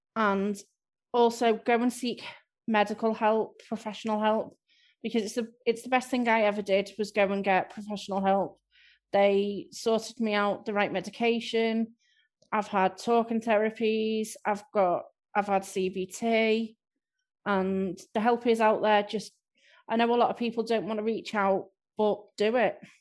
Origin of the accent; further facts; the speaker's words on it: Southport, North West England, United Kingdom; I'm from Southport